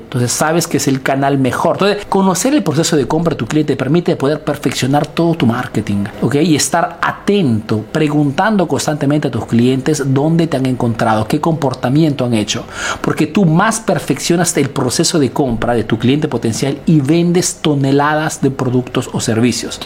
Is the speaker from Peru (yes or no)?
yes; Peru; now in Italy